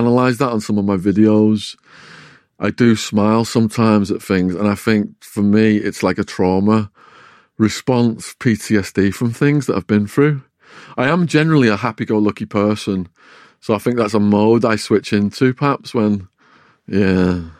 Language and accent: English; Widnes, North West England, United Kingdom; accent: English; moved away as an adult; also born or lived in Arizona, United States; my hometown of Widnes